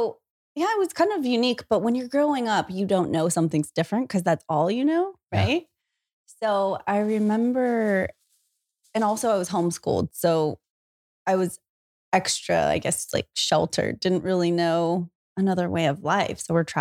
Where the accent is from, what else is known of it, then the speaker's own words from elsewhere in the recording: Salinas, California, United States; In Salinas, California.